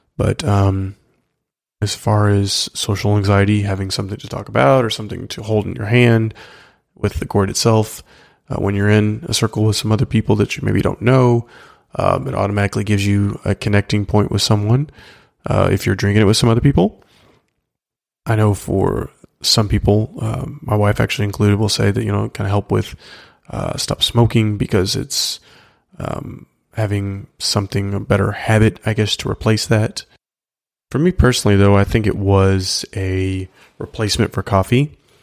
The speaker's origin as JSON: {"language": "English", "country": "United States", "said": "as an American"}